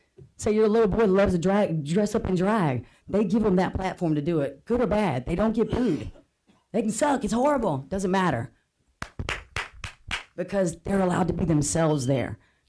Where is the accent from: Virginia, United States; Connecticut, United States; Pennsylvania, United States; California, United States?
Virginia, United States; Norfolk; now in Wilson, United States; I grew up in Foundation Park, two up, two down. I currently reside in Wilson, North Carolina.